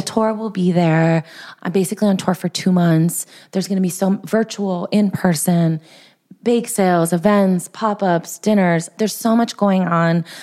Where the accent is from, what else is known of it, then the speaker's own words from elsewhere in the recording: Southern California, United States; I'm from Southern California